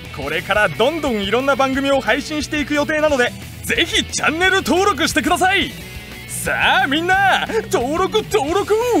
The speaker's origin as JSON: {"language": "Japanese", "region": "Fukuoka", "country": "Japan", "tie": "born or raised there", "moved": "yes", "said": "小さい頃からずっと福岡に住んでてん"}